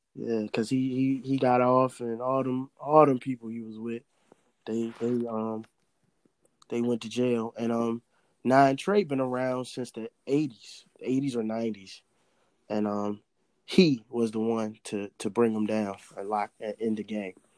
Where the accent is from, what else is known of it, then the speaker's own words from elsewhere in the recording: Richmond, Virginia, United States; I'm from Richmond